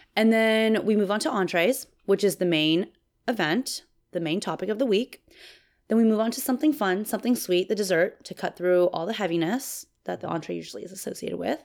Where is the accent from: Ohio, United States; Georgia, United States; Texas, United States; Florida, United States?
Texas, United States; I'm from Texas